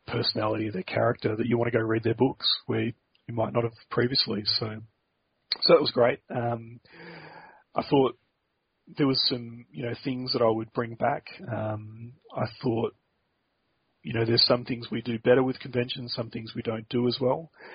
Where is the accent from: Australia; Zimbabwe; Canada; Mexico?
Australia; as an Australian